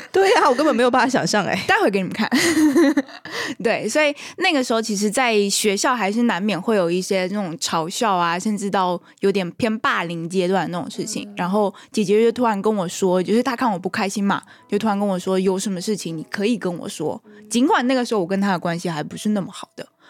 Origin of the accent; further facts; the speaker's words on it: Taiwan; 其实我是一个来自台湾的朋友